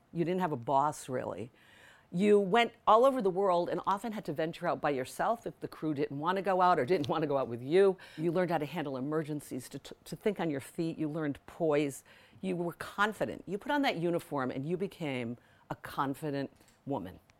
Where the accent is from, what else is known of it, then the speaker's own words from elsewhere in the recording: West Warwick, Rhode Island, United States; I grew up in West Warwick.